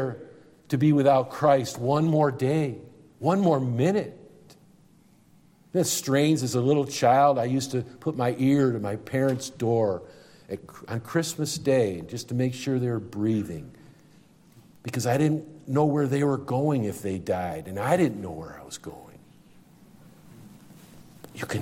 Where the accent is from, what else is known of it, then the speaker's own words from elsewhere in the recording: Syracuse, New York, United States; I'm from Syracuse